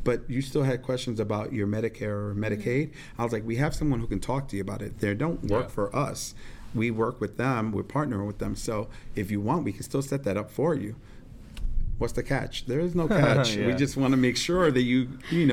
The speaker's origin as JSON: {"language": "English", "region": "New York", "country": "United States", "tie": "born or raised there", "moved": "as an adult", "lives_now": "St. Louis, United States", "said": "I grew up in New York."}